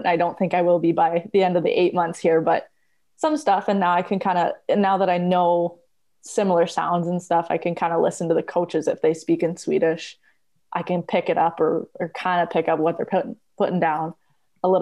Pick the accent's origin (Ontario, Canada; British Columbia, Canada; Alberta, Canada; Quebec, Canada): Alberta, Canada; Red Deer; I come from Canada